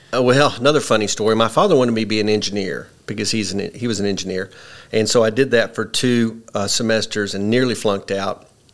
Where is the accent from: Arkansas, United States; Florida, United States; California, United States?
Arkansas, United States; Paragould; also born or lived in Illinois / Piggott, Arkansas; I grew up in Paragould. I'm a I'm a Paragould Bulldog, class of 81